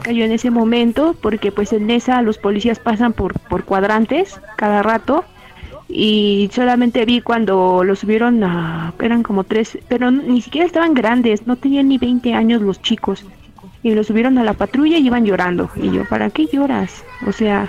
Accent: Mexico; also born or lived in Chimalhuacán, State of Mexico; en mi país

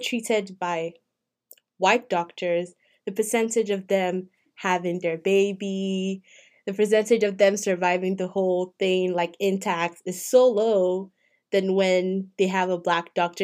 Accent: Nigeria; moved away as an adult; I'm not African American. I am Nigerian. I came here as a student

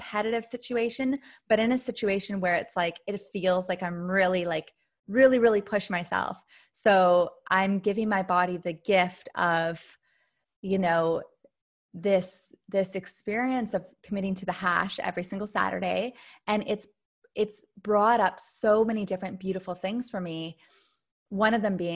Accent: Canada; moved away; I grew up in Canada near the forest.

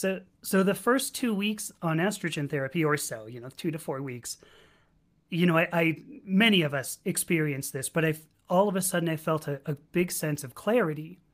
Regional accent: Los Angeles, California, United States; also born or lived in San Diego; my hometown, which is Los Angeles

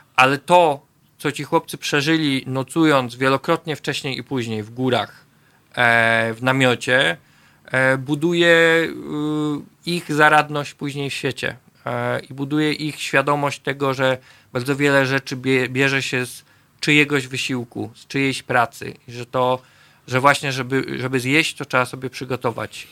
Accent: Poznań, Greater Poland, Poland; ja jestem z Łazarza na przykład, z Poznania, dzielnicy, która długo uchodziła za dosyć biedną

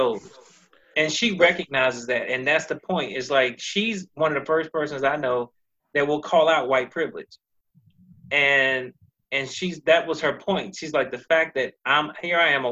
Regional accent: United States; I'm from America

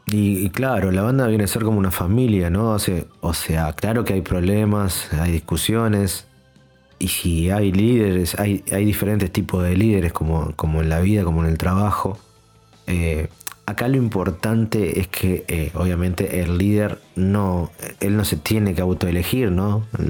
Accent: Argentina; soy argentino

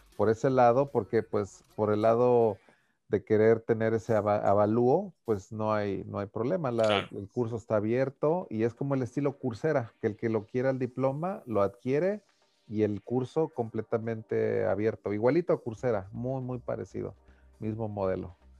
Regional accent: Mexico; yo como mexicano

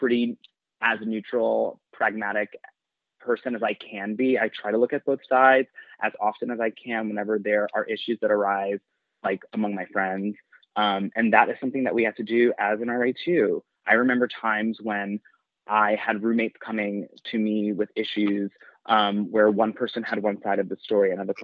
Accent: New York City, New York, United States; also born or lived in Long Island, New York; I grew up in Queens and Long Island

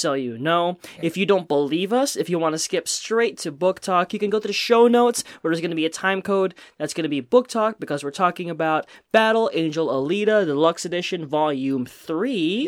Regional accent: Pennsylvania, United States; being Asian American in Pennsylvania

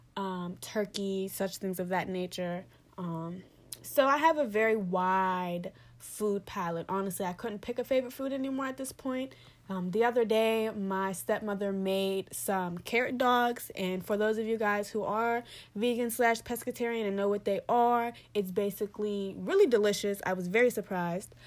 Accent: Pittsburgh, Pennsylvania, United States; moved away; I'm originally from Pittsburgh, P

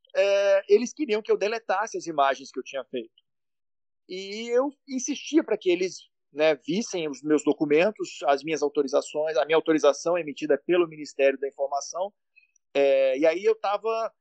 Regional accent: Minas Gerais, Brazil; Eu sou de Minas

